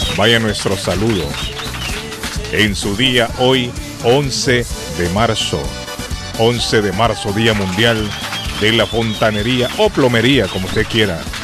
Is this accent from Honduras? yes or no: yes; Honduras; now in Massachusetts, United States; en mi país. En Honduras